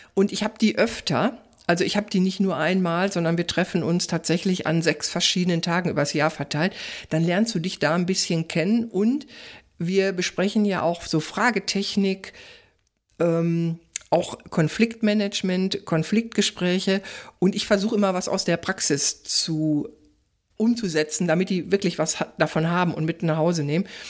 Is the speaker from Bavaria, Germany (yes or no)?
no; Ruhr area, North Rhine-Westphalia, Germany; ich komme ja aus dem Ruhrgebiet